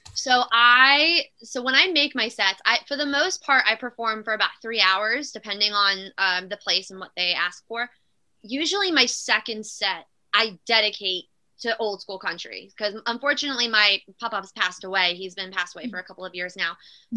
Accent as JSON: {"language": "English", "region": "New Jersey", "country": "United States", "tie": "born or raised there", "also_born_or_lived": "Philadelphia, Pennsylvania", "said": "I'm originally from South Philadelphia. My whole family's from South Philly, so we moved to mm. Jersey when I was little"}